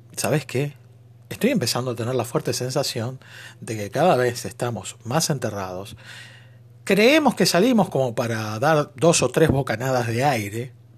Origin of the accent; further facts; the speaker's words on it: Argentina; Ser argentino, Mamadera, decimos nosotros. En nuestro nuevo lunfardo